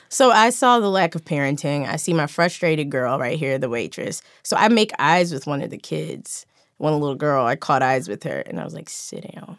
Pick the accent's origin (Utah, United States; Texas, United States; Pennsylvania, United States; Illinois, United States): Pennsylvania, United States; Philadelphia; now in Los Angeles, United States; I'm from Philadelphia